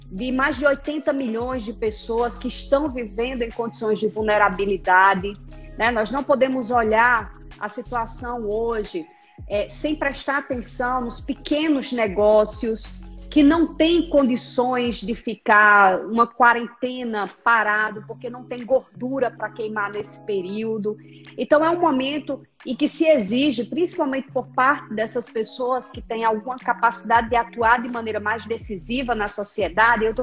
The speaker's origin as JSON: {"language": "Portuguese", "town": "Itapajé", "region": "Ceará", "country": "Brazil", "also_born_or_lived": "Rio Grande do Norte", "said": "eu devo dizer que eu sou cearense, porque pelo meu sotaque o povo pensa que eu sou intrusa, mas eu não sou forasteira. Eu sou cearense de Itapajé, mas eu morei muito tempo no Rio Grande do Norte."}